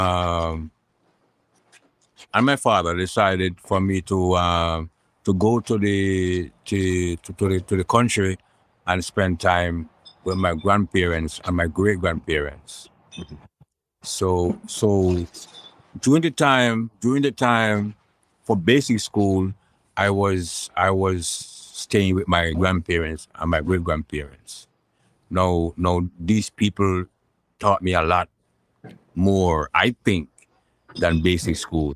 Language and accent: English; Kingston, Saint Andrew, Jamaica; I grew up between Kingston 13 and rest rural St. Andrews. I was born in Kingston 13